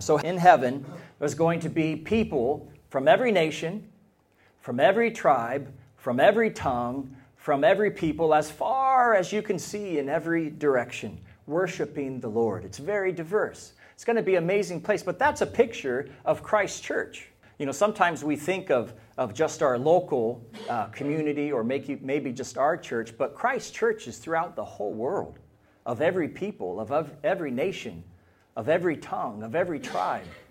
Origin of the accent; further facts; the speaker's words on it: United States; now in Ireland; As an American